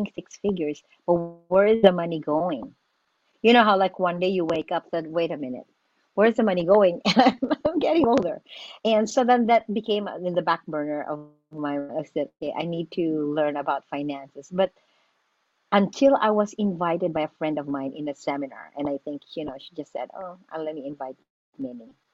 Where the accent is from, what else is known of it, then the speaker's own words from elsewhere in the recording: Philippines; moved away as an adult; now in United States; I am an immigrant from the Philippines